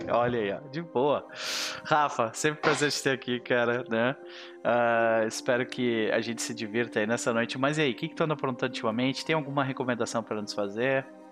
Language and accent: Portuguese; southern Brazil, Brazil; Eu sou sulista